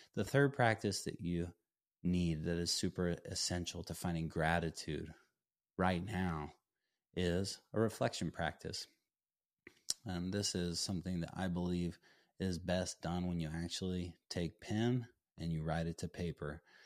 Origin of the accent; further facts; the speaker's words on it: Durango, Colorado, United States; ultimately ended up playing for my hometown school, Fort Lewis College